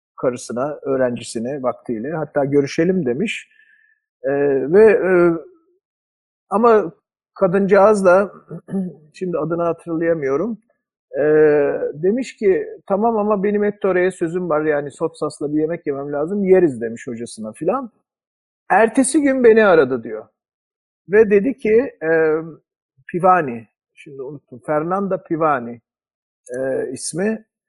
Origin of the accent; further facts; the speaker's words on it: Izmir, Turkey; moved away; Ben de ne kadar zamandır İzmir'in uzağındayım.